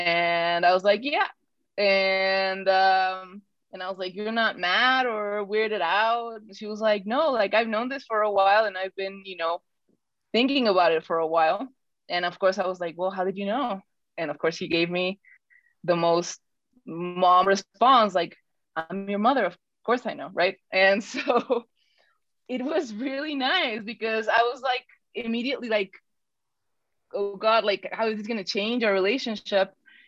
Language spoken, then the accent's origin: English; Mexico City, Mexico; born there; So I'm the black sheep of the family because I was born in Mexico City. I don't know if I sound like I'm from Mexico City anymore, but I sound like I'm definitely not from northern Mexico.